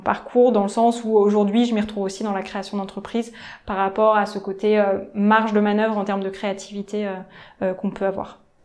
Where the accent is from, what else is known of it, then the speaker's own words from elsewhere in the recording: Nantes, Pays de la Loire, France; moved away as an adult; also born or lived in Paris; je suis née à Nantes et euh, ensuite euh, je suis partie faire mes études à Paris